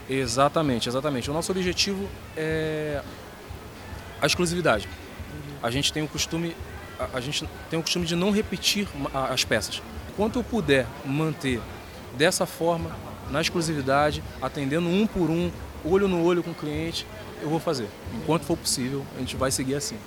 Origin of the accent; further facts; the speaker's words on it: Rio de Janeiro, Brazil; moved away as an adult; now in Santa Catarina, Brazil; eu sou natural do Rio de Janeiro. Vivo aqui em Santa Catarina há exatamente 12 anos